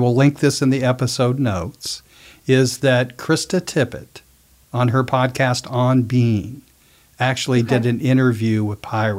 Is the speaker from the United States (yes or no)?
yes; Portland, Oregon, United States; moved away; my hometown of Portland, Oregon.